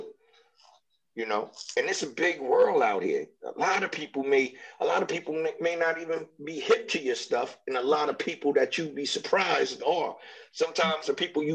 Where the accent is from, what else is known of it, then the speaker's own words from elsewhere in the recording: New York, United States; now in Los Angeles, United States; I'm from New York, you know what I'm saying? And I was living in Brooklyn